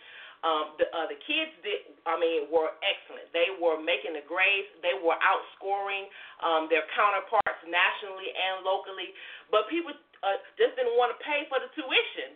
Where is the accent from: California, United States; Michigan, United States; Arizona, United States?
Michigan, United States; Detroit; now in Alabama, United States; I am originally from Detroit, Michigan. I now live in Alabama